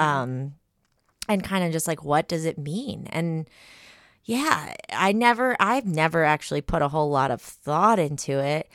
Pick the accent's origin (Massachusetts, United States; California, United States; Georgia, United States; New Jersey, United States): New Jersey, United States; Atlantic City; I'm from Atlantic City